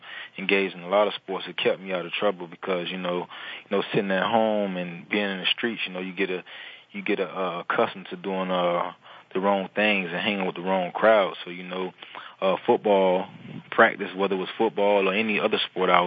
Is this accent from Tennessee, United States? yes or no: no; Miami, Florida, United States; now in New Orleans, United States; growing up in Miami as a young boy was kind of hard